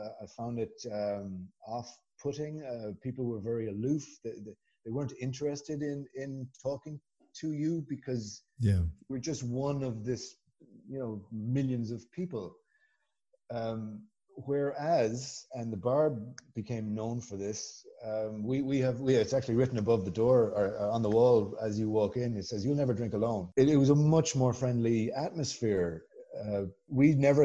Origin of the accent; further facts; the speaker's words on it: Galway, Connacht, Ireland; moved away as an adult; also born or lived in Guangzhou; I'm from Galway. It's the little you'd probably, you know, call it a town